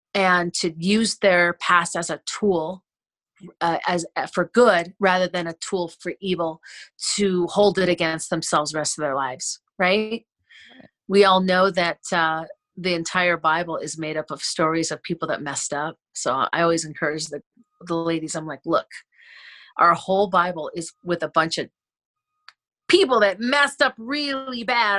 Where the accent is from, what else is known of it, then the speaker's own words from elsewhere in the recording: Wisconsin, United States; we had land when I was growing up in Wisconsin